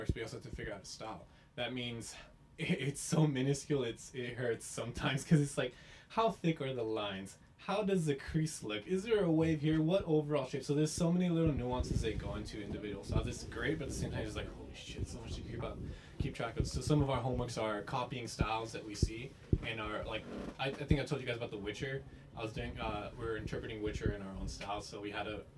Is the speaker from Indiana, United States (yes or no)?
no; Compton, California, United States; I'm from Compton